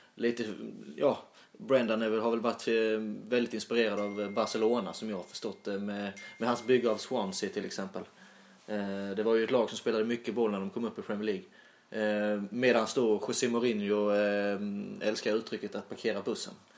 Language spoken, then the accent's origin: Swedish; Sölvesborg, Blekinge, Sweden; accent: Sölvesborgska; jag pratar väl lite mer, eh, ja, ska man säga Sölvesborgska